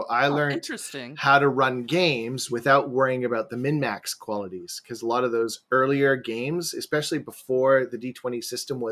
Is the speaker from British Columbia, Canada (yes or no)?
yes; Vancouver, British Columbia, Canada; I am from Vancouver up in Canada.